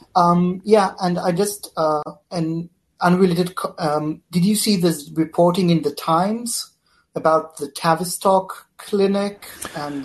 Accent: Israel; I'm from Israel

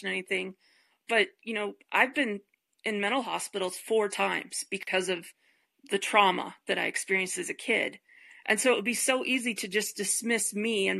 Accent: Detroit, Michigan, United States; now in Colorado, United States; I grew up in Detroit and now I live in Colorado.

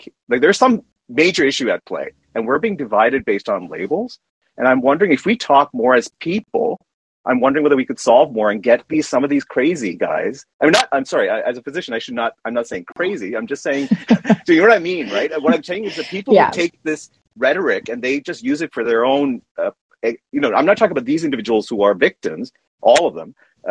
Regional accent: Canada; I'm a Canadian

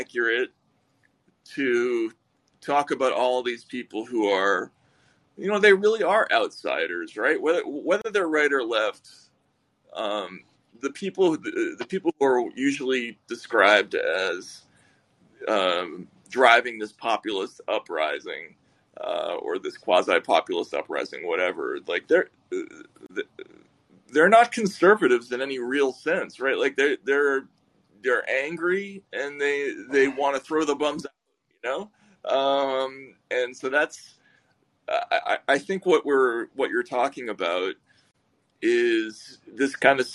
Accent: Boston, Massachusetts, United States; we're both from Boston. We have some shared roots.

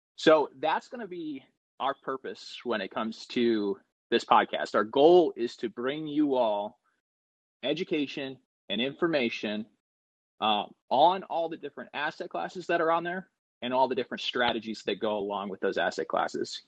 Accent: Northwest Ohio, United States; moved away as an adult; also born or lived in West Virginia; now in North Carolina, United States; I'm originally from from Northwest Ohio

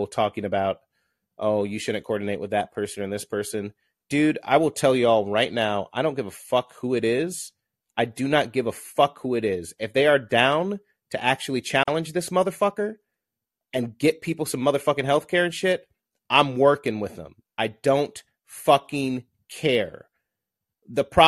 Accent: Southern Illinois, United States; I'm from Southern Illinois.

